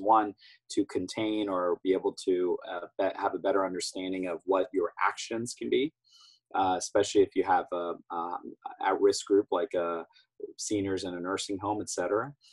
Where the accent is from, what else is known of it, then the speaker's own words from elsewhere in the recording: Ohio, United States; my home state of Ohio